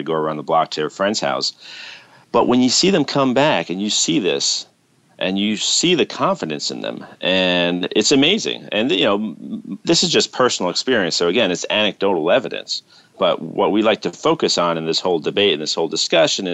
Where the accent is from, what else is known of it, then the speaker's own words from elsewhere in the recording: New York City, New York, United States; when I was growing up in New York City